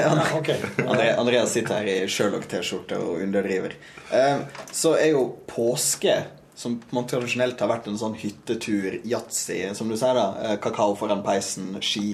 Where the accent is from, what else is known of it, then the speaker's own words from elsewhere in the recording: Lærdal, Vestland, Norway; moved away; also born or lived in Bergen; Jeg er født i Bergen, ja. men vokste opp i Sogn